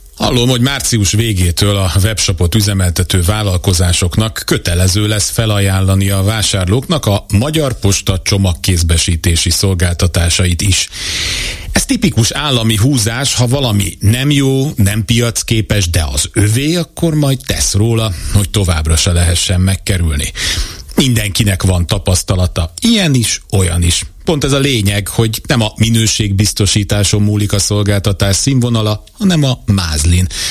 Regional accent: Hungary; born or raised there

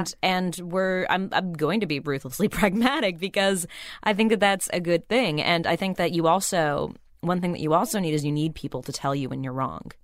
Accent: Burbank, California, United States; I grew up in Burbank where, you know, kids would come out for pilot season all the time

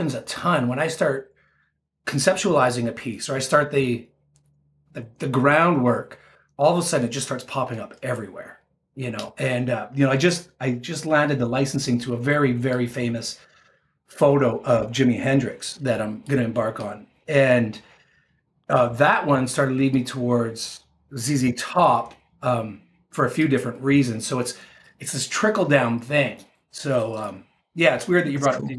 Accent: Canada; I'm a 49 year old guy from Canada

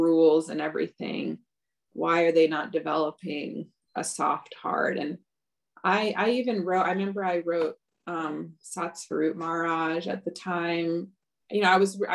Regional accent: Michigan, United States; also born or lived in Los Angeles, California / Ann Arbor, Michigan / Lansing, Michigan; I grew up mostly in Michigan as a child.

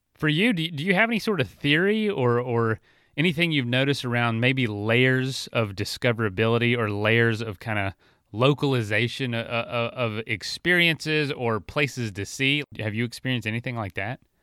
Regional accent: Florida, United States; where I grew up in Florida

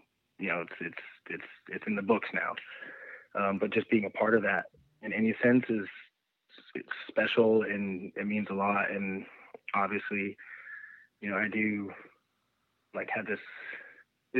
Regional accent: Nevada, United States; I'm from a tiny town in the middle of nowhere, Nevada

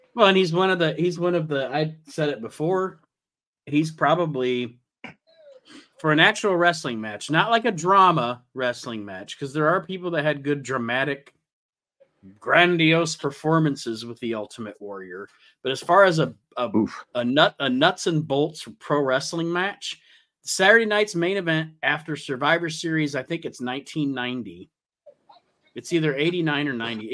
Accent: Toledo, Ohio, United States; we are actually from Toledo

